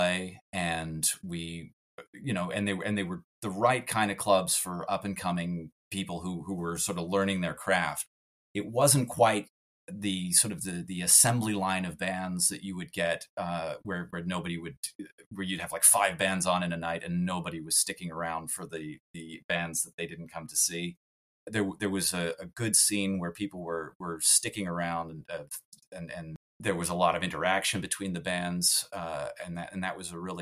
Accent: Montreal, Quebec, Canada; My hometown was just about like any other American or Canadian hometown. It was the suburbs of Montreal

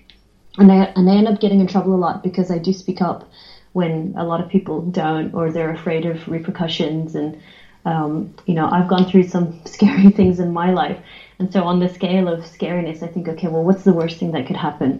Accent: Australia; I'm from Australia, which is a massive sport country

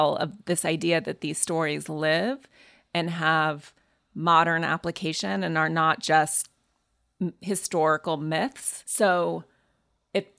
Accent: Montana, United States; I grew up in Montana going to services with a female rabbi who flew into Montana

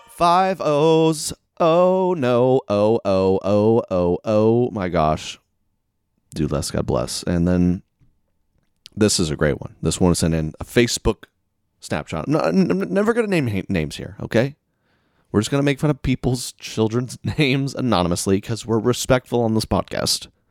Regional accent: the South, United States; moved away; I'm from the South

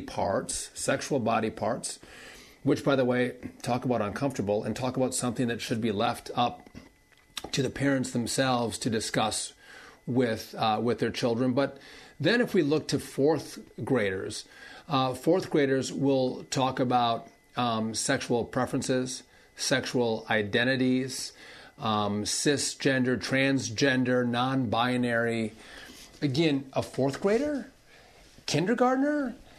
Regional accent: Wisconsin, United States; In my home state of Wisconsin, this school push to indoctrinate our kids, to sexualize our kids, is in full force and effect.

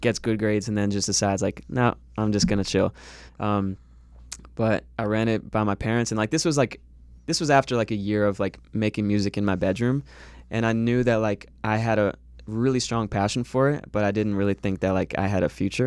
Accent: Fort Lauderdale, Florida, United States; moved away as an adult; now in Los Angeles, United States; I grew up in Florida.

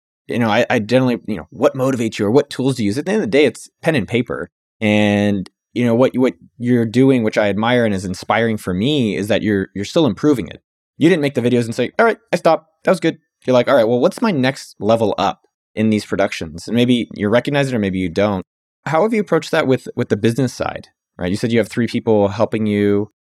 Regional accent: California, United States; now in Austin, United States; growing up in Silicon Valley, that's just normal. That's just what you talk about at every meal. And, you know, I live in Austin, Texas, so that's not as common.

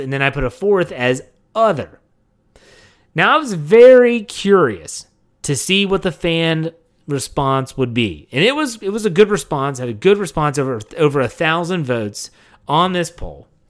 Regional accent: Wheeling, West Virginia, United States; now in Maryland, United States; I remember growing up in Wheeling, West Virginia

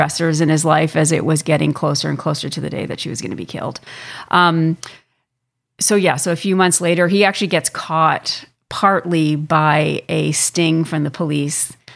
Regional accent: Canada; I'm from Canada. I live here

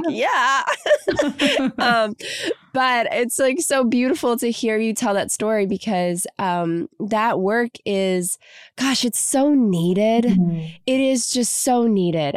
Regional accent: Kentucky, United States; now in Los Angeles, United States; I'm from Kentucky originally, so I came out to LA.

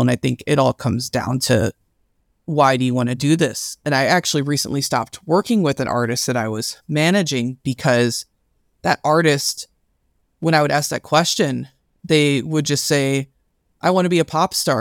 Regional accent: Louisville, Kentucky, United States; I'm from Louisville, Kentucky

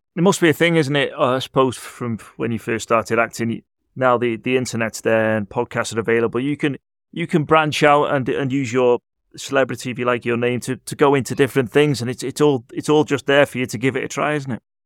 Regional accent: Liverpool, North West England, United Kingdom; I'm from Liverpool, as you may be able to tell from the accent

